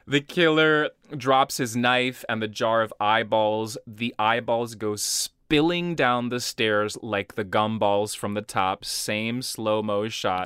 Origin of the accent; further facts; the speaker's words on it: Brazil; moved away; growing up in Brazil